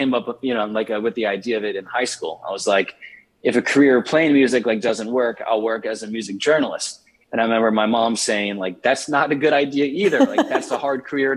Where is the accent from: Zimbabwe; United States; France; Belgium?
United States; Richmond, Virginia; now in Nashville, United States; I grew up in Richmond, Virginia, and I spent the initial half of my childhood in the inner city.